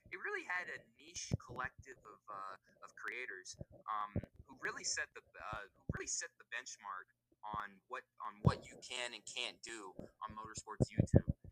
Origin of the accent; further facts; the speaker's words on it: Las Vegas, Nevada, United States; I'm from Las Vegas, Nevada. Uh, born and raised out here.